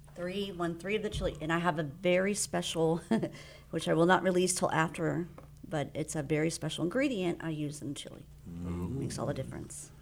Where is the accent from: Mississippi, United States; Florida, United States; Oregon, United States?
Florida, United States; South; moved away as an adult; also born or lived in The Woodlands, Texas; now in Walden, United States; I am from South Florida